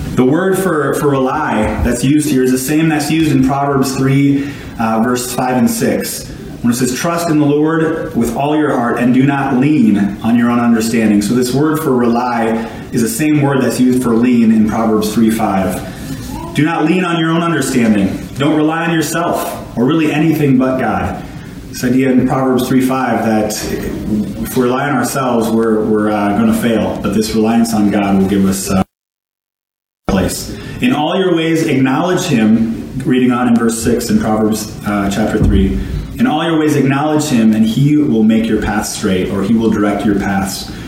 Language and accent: English; Cloquet, Minnesota, United States; accent: Minnesotan; I'm from Cloquet, Minnesota